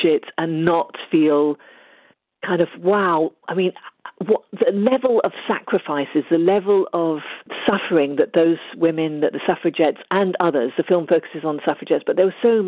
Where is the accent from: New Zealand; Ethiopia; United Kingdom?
Ethiopia; moved away; I was born and brought up in Ethiopia